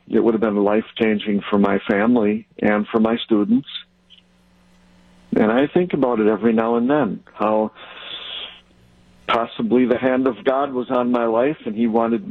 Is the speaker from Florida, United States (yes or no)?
no; Mayville, Wisconsin, United States; now in Elkhorn, United States; I grew up in Mayville. Right now I'm in Elkhorn, Wisconsin.